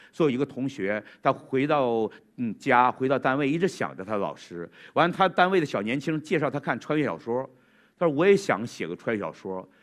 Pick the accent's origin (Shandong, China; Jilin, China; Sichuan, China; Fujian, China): Jilin, China; Changchun; 我们长春人